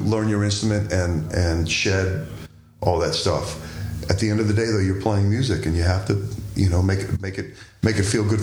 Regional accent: Washington D.C. area, Maryland, United States; I grew up in the Washington D.C. area, so go-go music had an enormous influence on just how I hear stuff.

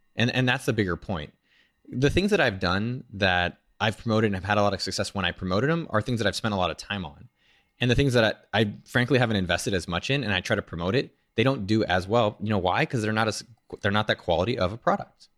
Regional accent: San Jose, California, United States; I'm from San Jose.

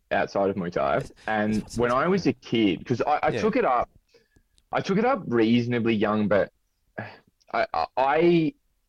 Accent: Sydney, New South Wales, Australia; also born or lived in United Kingdom; I grew up in the Southern Shire in Southern Sydney

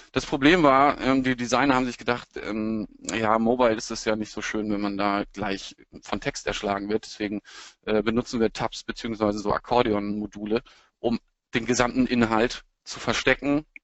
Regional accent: Lower Saxony, Germany; now in Hamburg, Germany; bin Niedersachse, der jetzt in Hamburg heimisch geworden ist und gebeutelter Werder Bremen-Fan.

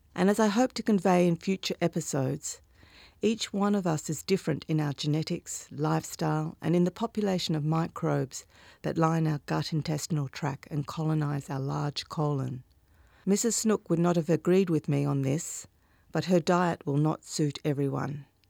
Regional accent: Northampton, Western Australia, Australia; I grew up in Northampton, a small town in the Midwest region of Western Australia

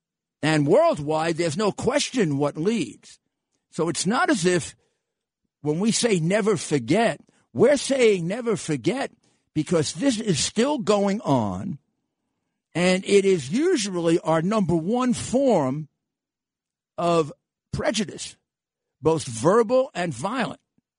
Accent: United States; I'm not a Russian agent. I'm an American patriot.

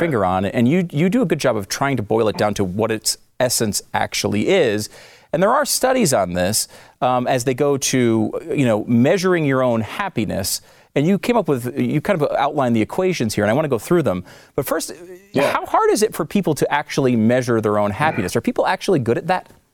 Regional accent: Northeast, United States; now in Texas, United States; I'm from the Northeast, so I'm uh, not a Texas yeah. guy, but I love it here

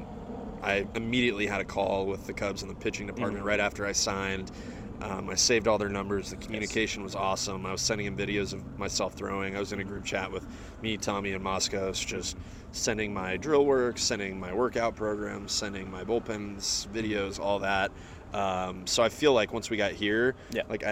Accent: Texas, United States; Growing up in Texas with a last name like

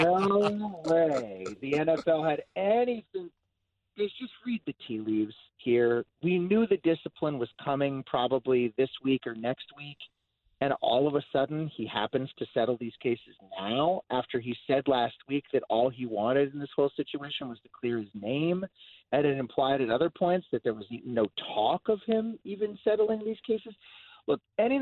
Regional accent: Denver, Colorado, United States; moved away; I grew up in Denver

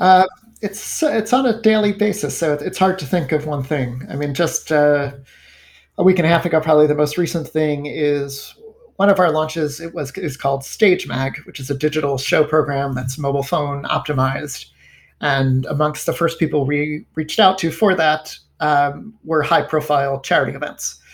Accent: Rockland County, New York, United States; I grew up in Rockland County

